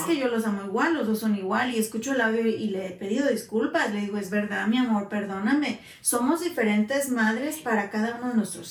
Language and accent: Spanish; Guanajuato, Mexico; moved away as an adult; now in United States; soy originaria de Guanajuato, México, mm. mexicana al 100%, llevo a los Estados Unidos hace ya casi 20 años. Así que mitad y mitad de vida he estado en México